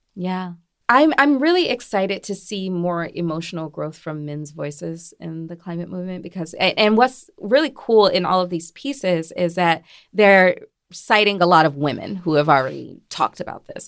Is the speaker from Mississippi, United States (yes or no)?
yes; Mississippi, United States; moved away; I'm, I'm originally from Mississippi, nearby Louisiana